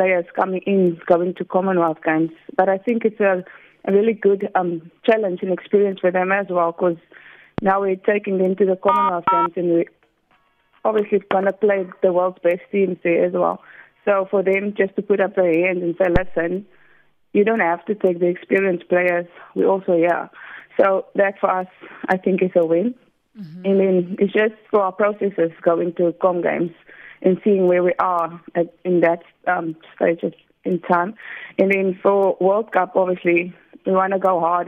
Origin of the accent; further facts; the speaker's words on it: South Africa; we're coming from South Africa and we are a rugby country